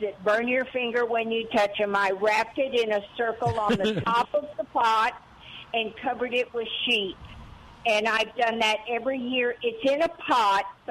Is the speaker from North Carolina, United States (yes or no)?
no; Rio Grande Valley, Texas, United States; moved away; I grew up in the Rio Grande Valley where mesquite is everywhere, and it kind of reminds me of home